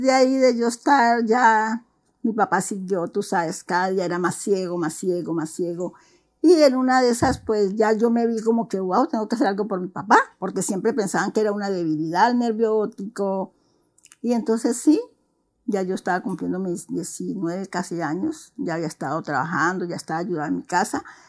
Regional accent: Juanchito, Valle del Cauca, Colombia; soy colombiana, eh, nací en, no en Cali, nací en Juanchito.

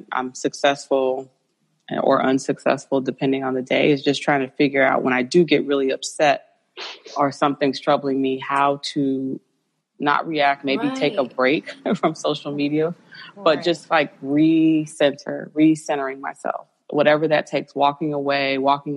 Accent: Chicago, Illinois, United States; I had a number of traumatic experiences growing up in Chicago

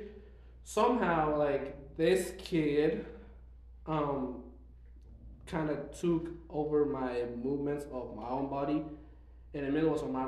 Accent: Mexico; moved away; also born or lived in Mexico City, Mexico / Puerto Vallarta, Mexico; we moved houses from Mexico City to Puerto Vallarta, we had to find a new school and everything

